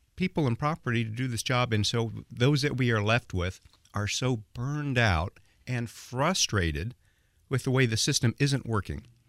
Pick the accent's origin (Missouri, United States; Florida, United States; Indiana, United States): Indiana, United States; Indianapolis; my hometown. And it is my hometown. I mean, this is where I was born